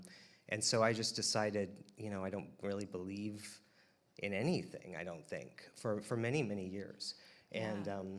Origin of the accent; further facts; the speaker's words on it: Wichita, Kansas, United States; I was born and raised in Wichita, Kansas